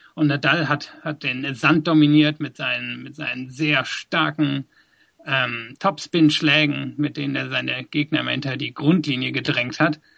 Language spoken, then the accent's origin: German; Germany; born or raised there; moved away as an adult; also born or lived in South Africa; now in London, United Kingdom